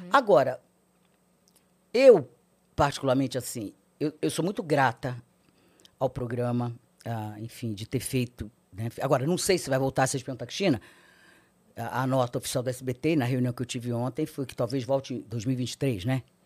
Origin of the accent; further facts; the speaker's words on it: Rio de Janeiro, Brazil; Nasci no Rio, sou carioca, é, seis irmãs mulheres, sou caçula. Meus pais cearenses moravam no Rio